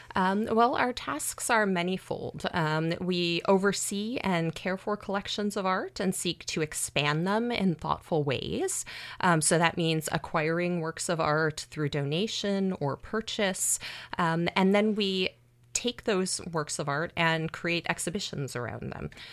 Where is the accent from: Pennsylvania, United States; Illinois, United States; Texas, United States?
Illinois, United States; outside of Chicago; a 16 year old high school girl yeah. growing up outside of Chicago